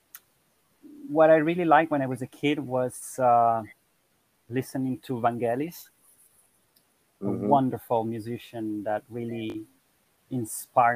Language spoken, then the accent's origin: English; Milan, Lombardy, Italy; I'm from Italy. I was born in Milan and from an Italian father and a Costa Rican mother.